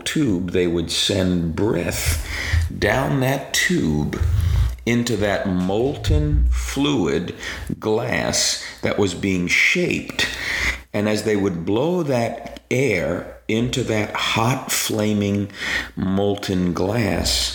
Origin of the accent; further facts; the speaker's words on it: New York City, New York, United States; I grew up in New York City. I'm a native New Yorker, and as a kid, growing up in Staten Island, the smallest of the five boroughs of New York